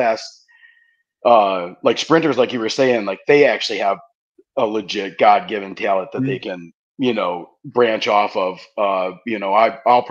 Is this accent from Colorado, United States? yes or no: no; Marinette, Wisconsin, United States; I'm from Marinette, where the winery's at. We're in the town of Peshko, but we're Marinette. And I came back home after the Navy, and I did construction growing up.